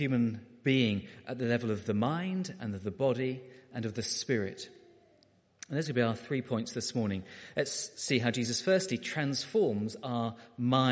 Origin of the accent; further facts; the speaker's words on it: Beckenham, London, United Kingdom; I was a boy growing up in Beckenham in South London